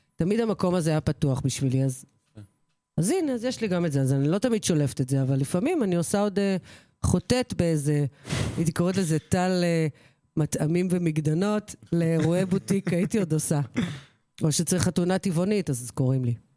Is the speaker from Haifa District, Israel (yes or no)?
no; Kfar Vitkin, Central District, Israel; שבכפר ויתקין היה קונדיטור, אחד הטובים בארץ, בנמי ברטיני שביט, או- או עוגות של בנמי, שהוא היה- עושה עוגות צרפתיות, אה, גורמה. זה היה אצלנו במושב